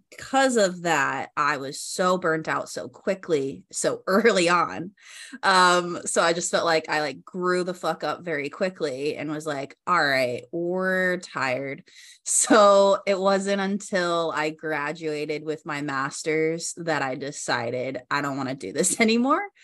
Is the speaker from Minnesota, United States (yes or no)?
no; Colorado, United States; moved away as an adult; now in Laguna Beach, United States; So I grew up in Colorado, and then I decided to move to California.